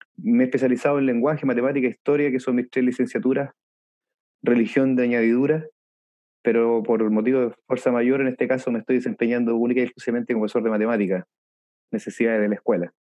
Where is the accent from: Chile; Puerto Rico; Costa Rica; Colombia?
Chile; Viña del Mar, Valparaíso; moved away as an adult; also born or lived in Chiloé / Puerto Montt; yo soy oriundo de Viña del Mar